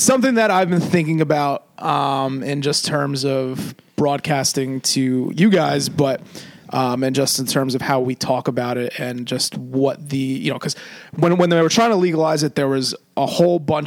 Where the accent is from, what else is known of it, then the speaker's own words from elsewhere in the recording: New Jersey, United States; we're more of a New Jersey centralized podcast, just because we're from New Jersey